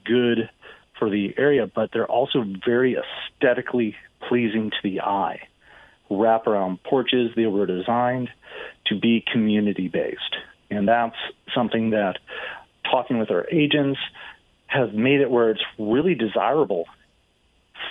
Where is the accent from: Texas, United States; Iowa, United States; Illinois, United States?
Illinois, United States; outside Chicago; I grew up outside Chicago